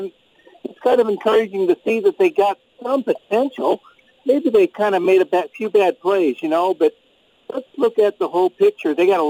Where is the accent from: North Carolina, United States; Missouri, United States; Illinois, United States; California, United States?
Missouri, United States; St. Louis; also born or lived in Portland, Oregon; now in Phoenix, United States; I grew up in St. Louis. I lived in Portland for 5 years, and I just retired to Phoenix